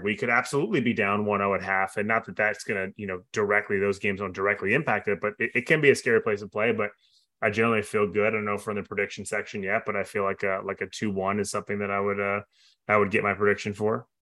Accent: New York, United States; I grew up in New York

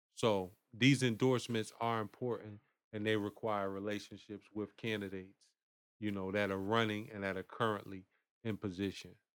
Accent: Bridgeport, Connecticut, United States; born or raised there; also born or lived in Winston-Salem, North Carolina / Durham, North Carolina

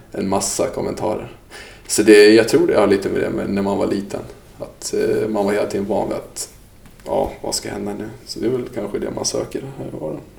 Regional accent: Sweden; also born or lived in Dalarna; jag är född i Sverige

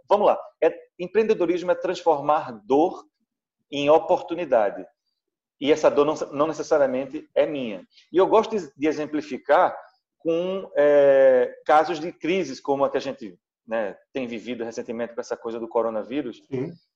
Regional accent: Pernambuco, Brazil; also born or lived in Recife; bolo de rolo é um produto é, é, tradicionalmente pernambucano, né? faz parte do nosso cardápio.

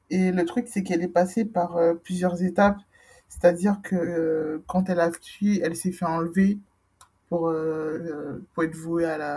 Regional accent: Guadeloupe; Je suis Guadeloupéenne, oh.

